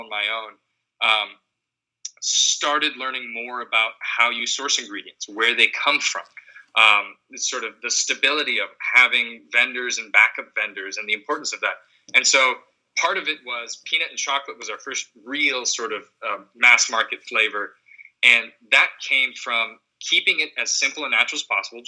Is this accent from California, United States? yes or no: no; Seattle, Washington, United States; Growing up in Seattle